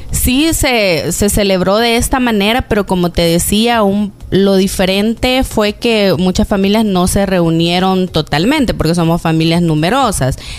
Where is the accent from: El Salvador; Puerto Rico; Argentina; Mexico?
El Salvador; Zacatecoluca, La Paz; Por ejemplo, yo vengo de una ciudad de Zacatecoluca, del departamento de La Paz. De hecho, en diciembre son las fiestas patronales ahí y este año fueron totalmente diferentes.